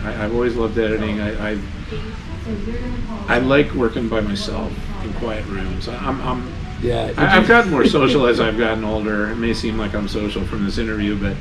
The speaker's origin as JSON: {"language": "English", "town": "Glen Rock", "region": "New Jersey", "country": "United States", "tie": "born or raised there", "said": "The first film I made was at Glen Rock High School, actually middle school, eighth grade."}